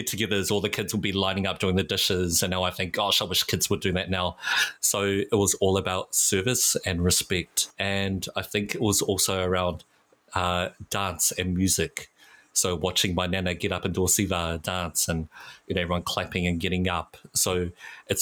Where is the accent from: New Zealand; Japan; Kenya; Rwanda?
New Zealand; Auckland; I was born and raised in Tamaki Makaurau in South Auckland